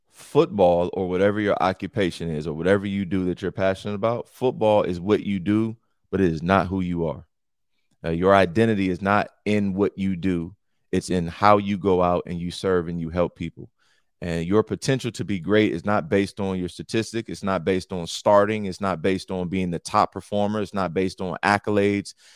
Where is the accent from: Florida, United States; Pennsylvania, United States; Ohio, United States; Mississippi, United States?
Ohio, United States; Cleveland; I'm from Cleveland